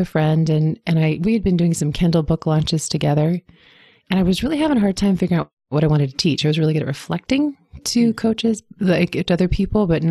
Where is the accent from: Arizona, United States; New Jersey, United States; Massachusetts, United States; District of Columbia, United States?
District of Columbia, United States; Washington; I grew up in Washington, D.C.